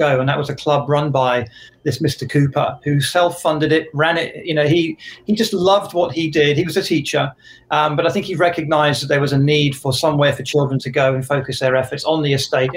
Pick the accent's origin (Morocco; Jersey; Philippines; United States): Jersey; moved away as an adult; I'm from Jersey in the Channel Islands. That's the island of Jersey, not New Jersey.